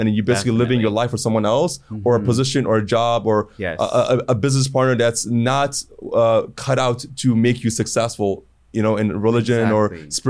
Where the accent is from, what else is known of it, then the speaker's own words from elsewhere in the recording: Cleveland, Ohio, United States; also born or lived in Toronto, Canada / Chicago, United States; So I grew up in Cleveland, Ohio when I first moved there, 10, 15 years. I hated it.